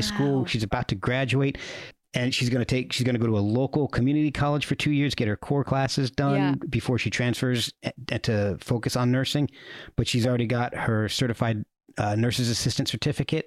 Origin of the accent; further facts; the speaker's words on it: New Jersey, United States; Princeton University was was not too far from where I grew up in New Jersey